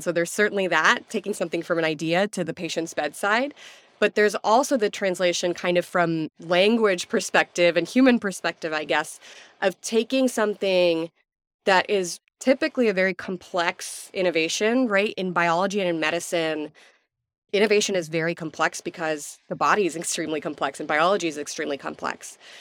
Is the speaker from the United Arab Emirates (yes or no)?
yes; Abu Dhabi, United Arab Emirates; now in Houston, United States; I was born and raised in Abu Dhabi